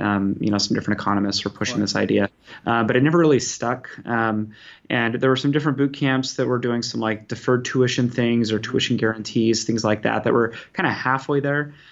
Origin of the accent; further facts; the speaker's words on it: Utah, United States; now in Bay Area, California, United States; I'm from originally from Utah, living in California now in the Bay Area.